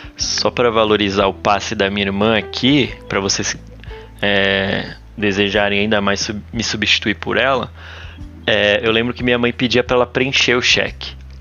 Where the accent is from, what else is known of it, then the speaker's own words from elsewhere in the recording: São Paulo, Brazil; eu sou paulista, eu coloco o i no fim de todas as, as, as coisas